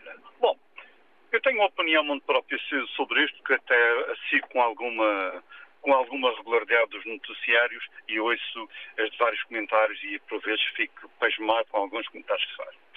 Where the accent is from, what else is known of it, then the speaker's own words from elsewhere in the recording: Madeira, Portugal; Eu sou madeirense